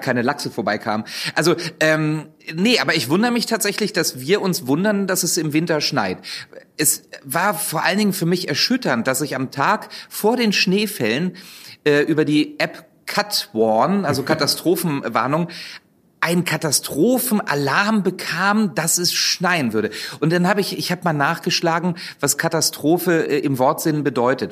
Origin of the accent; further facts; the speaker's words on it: Wolfsburg, Lower Saxony, Germany; moved away; ich komme ja ursprünglich aus Wolfsburg.